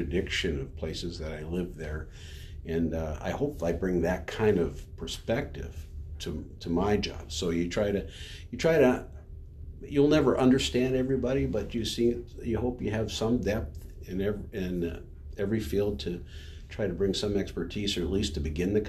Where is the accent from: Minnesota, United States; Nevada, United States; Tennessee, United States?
Minnesota, United States; I grew up in a very conservative, and this is, sounds strange for Minnesota maybe, but it was a conservative county